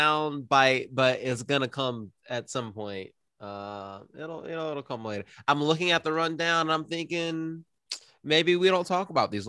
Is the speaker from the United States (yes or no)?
yes; South Carolina, United States; we're all from South Carolina.